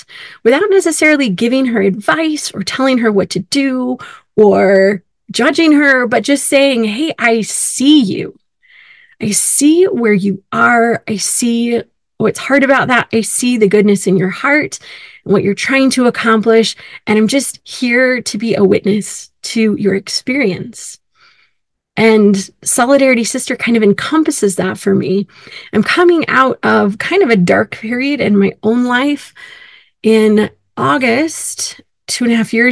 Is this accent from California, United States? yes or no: yes; California, United States; also born or lived in Illinois; now in Utah, United States; I grew up in California